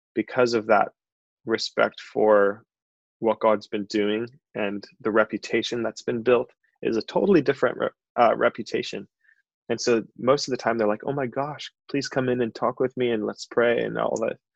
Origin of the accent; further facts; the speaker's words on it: Chicago, Illinois, United States; moved away as an adult; also born or lived in Santa Barbara, California; now in Isla Vista, United States; I'm originally from Chicago, but um, I moved out here five years ago for a job at a software company